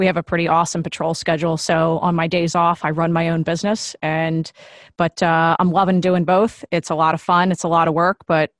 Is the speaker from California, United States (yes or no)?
no; New Jersey, United States; now in Washington, D.C., United States; I'm originally from Jersey and found my way down to the DC area.